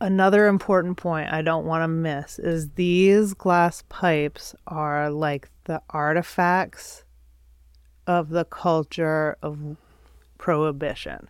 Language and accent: English; Midwest, United States; also born or lived in Adirondacks, New York; now in Vermont, United States; I grew up in the Midwest